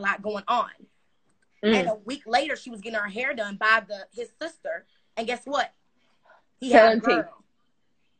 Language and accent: English; Houston, Texas, United States; I am from Houston, Texas